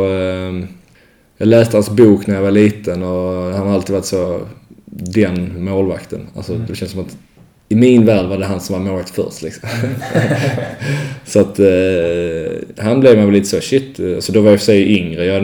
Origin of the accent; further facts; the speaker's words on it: Malmö, Skåne, Sweden; also born or lived in Växjö; now in Leksand, Sweden; Det blir så OS-final på dammarna hemma i Malmö.